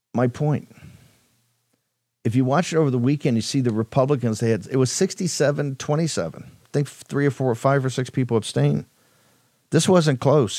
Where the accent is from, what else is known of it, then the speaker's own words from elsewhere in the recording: Richmond, Virginia, United States; Richmond, my hometown